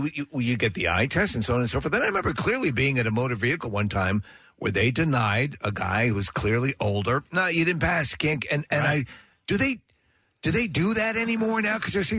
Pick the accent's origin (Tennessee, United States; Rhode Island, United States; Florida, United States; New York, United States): New York, United States; Buffalo; Born and raised in New York and Buffalo.